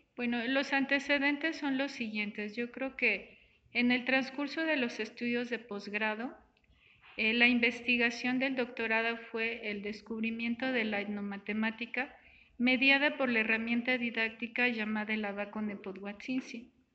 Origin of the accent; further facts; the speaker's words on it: Mexico; somos mexicanos